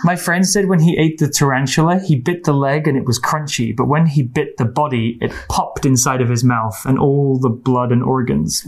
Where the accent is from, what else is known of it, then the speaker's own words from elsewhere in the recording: England, United Kingdom; I'm from the UK. I'm from England.